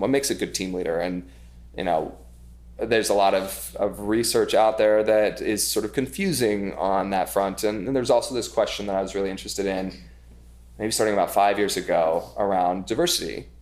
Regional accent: Idaho, United States; now in New York, United States; I grew up in Idaho

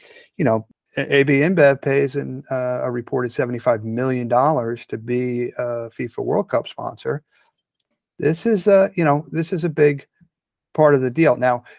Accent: United States

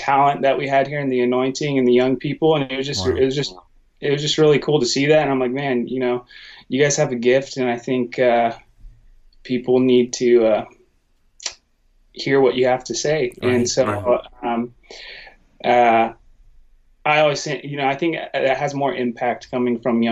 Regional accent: Sacramento, California, United States; moved away as an adult; also born or lived in Nashville, Tennessee; now in Washington, United States; for the majority of my life, I grew up in Sacramento

